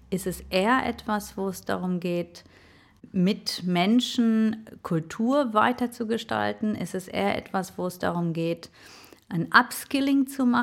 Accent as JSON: {"language": "German", "region": "North Rhine-Westphalia", "country": "Germany", "said": "Der erste ist vielleicht, ich komme aus dem Ruhrgebiet und ähm, im Ruhrgebiet äh, wird man sehr hands-on sozialisiert."}